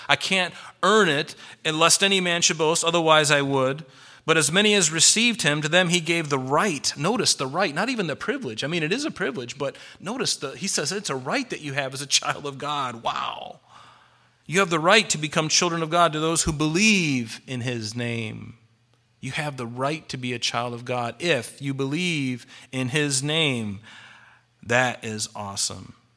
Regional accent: United States; I'm a Christian first and I'm an American second

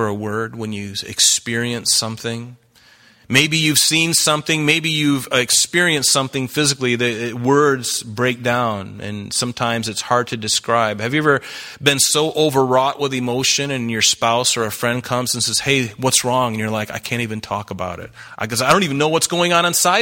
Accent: the South, United States; I grew up in the South.

